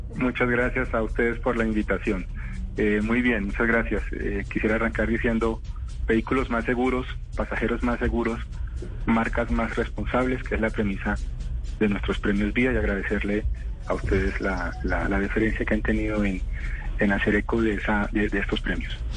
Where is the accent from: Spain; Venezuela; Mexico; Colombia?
Colombia; estamos viviendo como colombianos una tragedia silenciosa